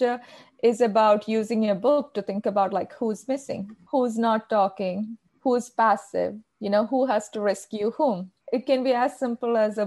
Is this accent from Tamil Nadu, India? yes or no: no; Kerala, India; accent: Indian; first language Malayalam; English is a second language; moved away as an adult; also born or lived in Australia; now in United States; I've lived in the United States for more than a decade, but I still hold on to my Indian accent.